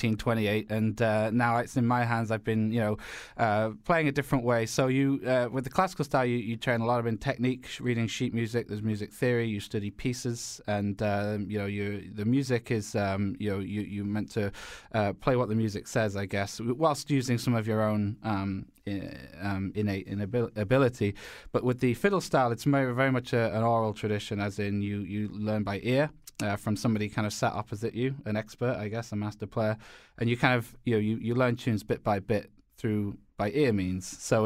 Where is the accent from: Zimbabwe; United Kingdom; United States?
United Kingdom; Northern England; No, I'm from Northern England. I was born and raised in Northern England, and studied classical violin from a young age